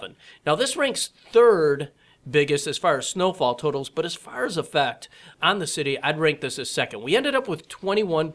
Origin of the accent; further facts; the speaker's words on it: Flint, Michigan, United States; I was about 7 years old at the time, but I was growing up in Flint, Michigan